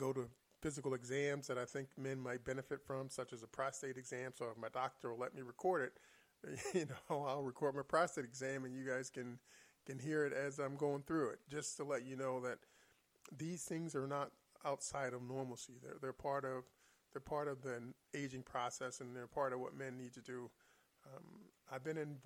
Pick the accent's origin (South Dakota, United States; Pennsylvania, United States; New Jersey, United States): Pennsylvania, United States; Philadelphia; I'm from Philadelphia and West Philly